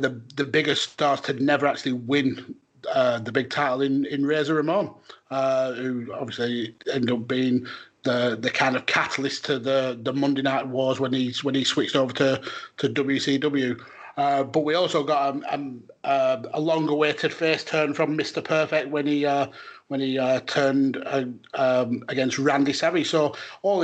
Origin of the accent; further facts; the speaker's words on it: United Kingdom; as a British fan